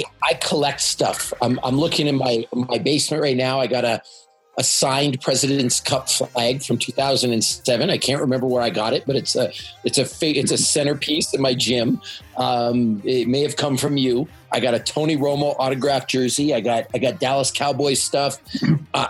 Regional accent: Canada; moved away; being a Canadian guy

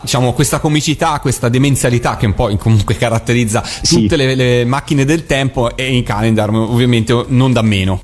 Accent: Florence, Tuscany, Italy; io sono di Firenze

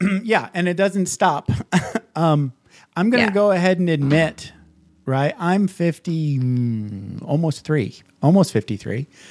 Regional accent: Midwest, United States; I grew up in the Midwest

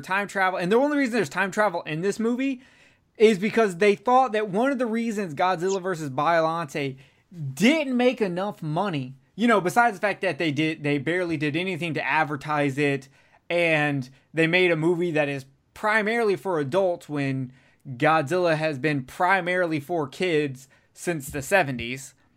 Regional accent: United States; as an American

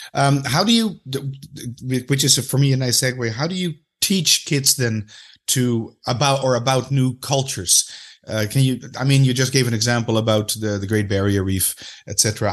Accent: Amsterdam, North Holland, Netherlands; I'm from Amsterdam.

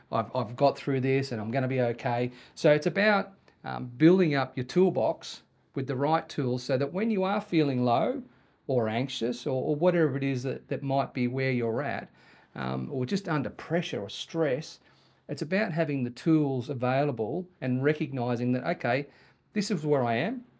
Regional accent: Sydney, New South Wales, Australia; moved away as an adult; now in Wagga Wagga, Australia; when we moved to Wagga from Sydney when I was twenty-one

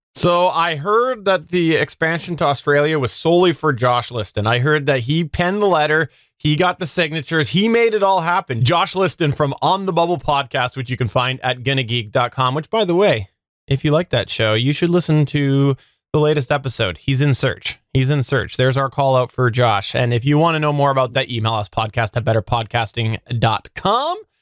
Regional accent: Canada; I'm the Canadian

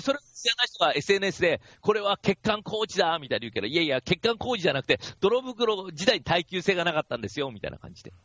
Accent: Kashiwa, Chiba, Japan; 僕の地元、僕、千葉の柏に住んですけど

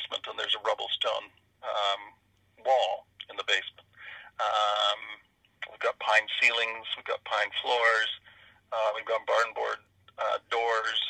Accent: Canton, Ontario, Canada; I grew up in Canton and my ancestors had been there for couple hundred years

